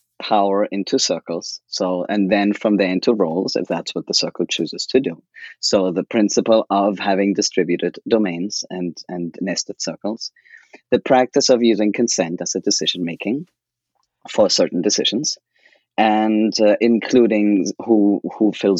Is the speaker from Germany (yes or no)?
yes; Germany; moved away as an adult; now in United States; I could go back to Germany. I was in the US then for 2 years for work, and I could go back to my home country